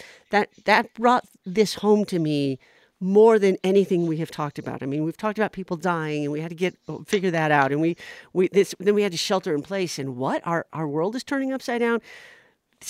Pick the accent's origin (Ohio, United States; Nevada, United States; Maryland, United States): Nevada, United States; Las Vegas; the city that I grew up in here in Las Vegas